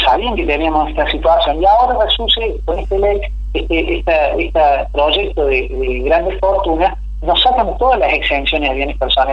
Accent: Argentina

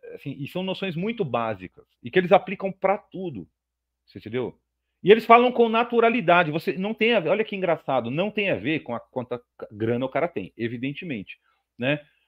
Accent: Brazil; eu sou brasileiro como todo mundo

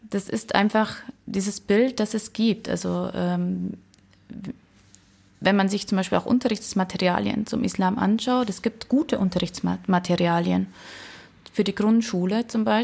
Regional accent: Germany; Und ich sage, äh, nein, ich bin äh, Deutsche.

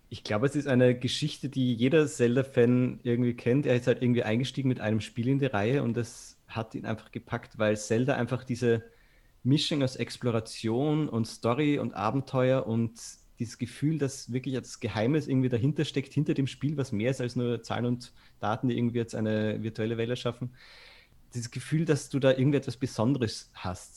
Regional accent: Austria; moved away as an adult; also born or lived in Vienna; now in Germany; ich bin ja aus Österreich, man hört es vielleicht

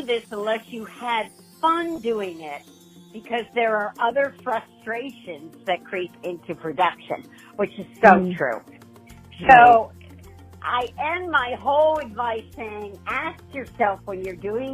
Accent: outside of New York City, United States; now in San Diego, United States; I grew up outside of New York City, so my parents would bring us into New York

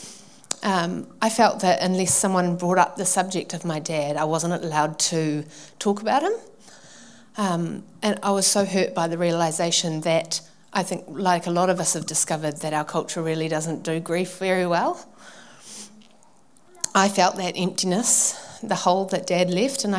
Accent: Manukau, Auckland, New Zealand; I grew up in Manukau with my mum and my dad and my two brothers

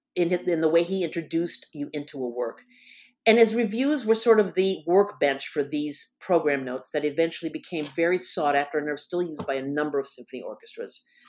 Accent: Michigan, United States; moved away as an adult; also born or lived in Bloomington, Indiana; I was gonna move away from Bloomington, Indiana, to my home state of Michigan

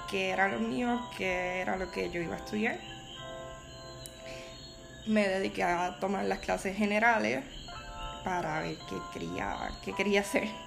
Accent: Barceloneta, Puerto Rico; moved away as an adult; now in San Juan, Puerto Rico; soy del pueblo de Barceloneta, de la ciudad industrial y cuna de Sixto Escobar. Eh, allí estudié pues toda mi vida hasta la escuela superior, ahí me gradué

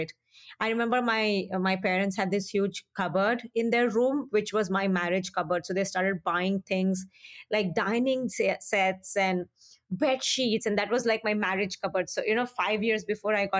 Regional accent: Hyderabad, Telangana, India; moved away as an adult; also born or lived in Punjab, India; now in Minnesota, United States; I grew up in Hyderabad, which at that time did not seem like a small town

